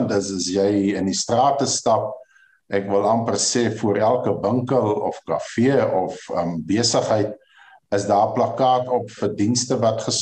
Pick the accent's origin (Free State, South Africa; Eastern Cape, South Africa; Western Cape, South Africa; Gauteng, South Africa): Western Cape, South Africa; Ceres; Ja, ek is gebore in Ceres, grootgeword Ceres al my jare. Ek bly op die ou familieplaas vir al die jare laaste drif.